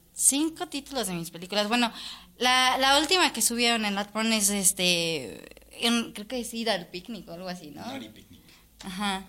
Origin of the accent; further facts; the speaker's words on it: Mexico City, Mexico; como mexicanos y como chilangos, que también bien soy